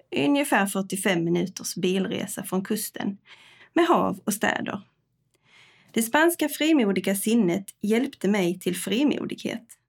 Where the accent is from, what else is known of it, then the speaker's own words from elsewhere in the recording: Tockarp, Skåne, Sweden; moved away as an adult; also born or lived in Jönköping / Stockholm / Spain; Jag är uppvuxen i Tockarp utanför Örkelunga